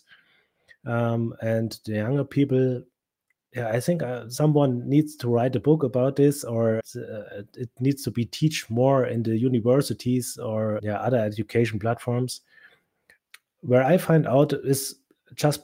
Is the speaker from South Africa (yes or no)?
no; Germany; first language German; English is a second language